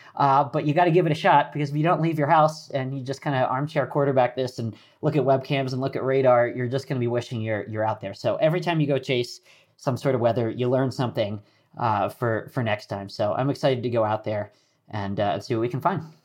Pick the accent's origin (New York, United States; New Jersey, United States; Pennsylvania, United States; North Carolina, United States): Pennsylvania, United States; Philadelphia; moved away; I grew up outside of Philadelphia